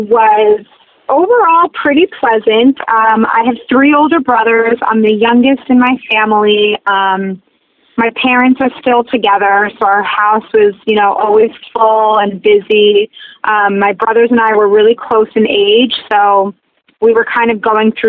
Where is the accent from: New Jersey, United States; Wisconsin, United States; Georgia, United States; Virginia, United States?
New Jersey, United States; I'm from Bergen County, so that's like North Jersey. It's about 30 minutes from New York City. It's like a suburb of the city. It's a small little community. It's a train town